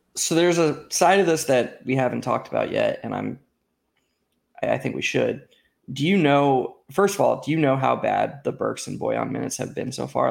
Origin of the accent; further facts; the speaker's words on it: Florida, United States; I grew up in Florida